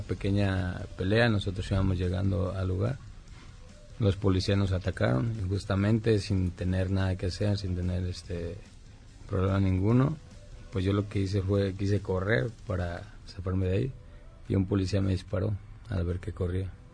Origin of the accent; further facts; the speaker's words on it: Zamora, Michoacán, Mexico; yo soy de Zamora, Michoacán, soy originario de Michoacán